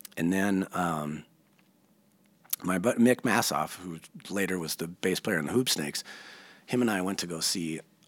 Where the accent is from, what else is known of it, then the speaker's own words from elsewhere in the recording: Minneapolis, Minnesota, United States; I grew up in Uptown, like literally like two blocks off Lake and Hennepin.